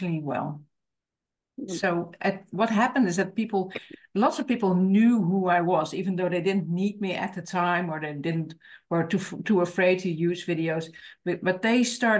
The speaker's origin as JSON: {"language": "English", "country": "Netherlands", "second_language": "English", "said": "I am from the Netherlands, so I live in the Netherlands"}